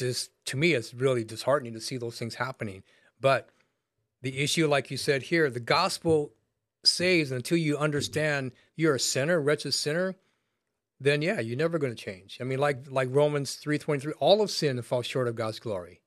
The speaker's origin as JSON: {"language": "English", "country": "United States", "tie": "born or raised there", "said": "I was raised in America"}